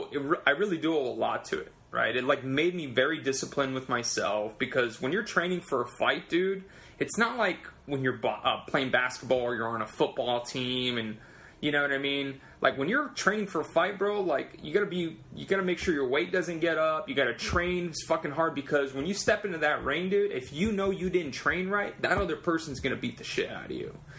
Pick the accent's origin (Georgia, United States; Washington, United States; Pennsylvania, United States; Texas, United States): Texas, United States; San Antonio; I'm from San Antonio